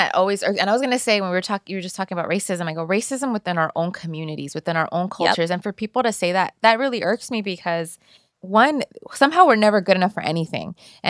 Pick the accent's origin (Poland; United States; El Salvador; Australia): El Salvador; I'm from El Salvador, and that's how I identify. But they all thought Mexican, you know, because that's what they know in the East Coast.